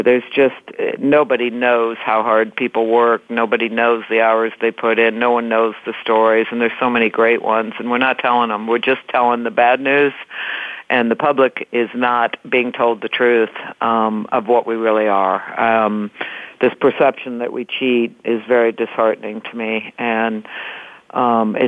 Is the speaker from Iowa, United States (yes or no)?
yes; Iowa, United States; Everywhere I go, when I say I'm from Iowa, they go, "You mean Ohio?"